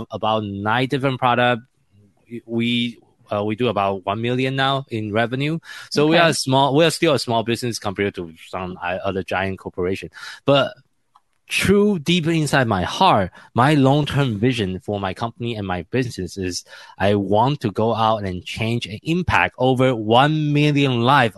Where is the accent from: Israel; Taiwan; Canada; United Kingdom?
Taiwan; English is a second language; moved away; also born or lived in Tokyo, Japan; I'm originally from Taiwan.